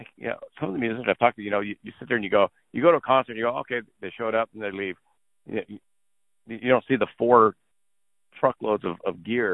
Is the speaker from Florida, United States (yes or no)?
no; Los Angeles, California, United States; I'm from Los Angeles.